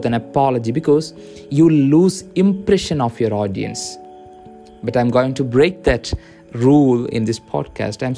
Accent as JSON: {"language": "English", "country": "India", "said": "I'm from India"}